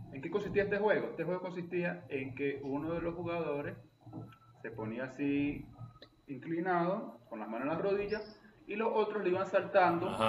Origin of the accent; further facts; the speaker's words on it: eastern Venezuela, Venezuela; Yo soy un mal oriental